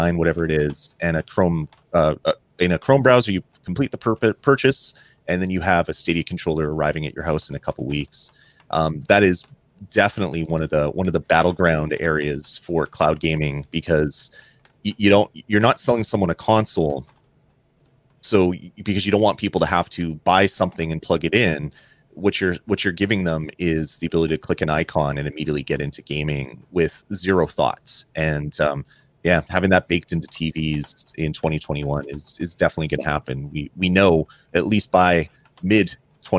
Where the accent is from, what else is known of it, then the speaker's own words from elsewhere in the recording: Canada; a Canadian